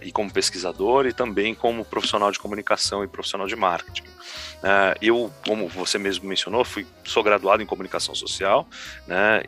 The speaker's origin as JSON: {"language": "Portuguese", "region": "São Paulo", "country": "Brazil", "tie": "born or raised there", "said": "Eu sou de São Paulo, natural de São Paulo, capital"}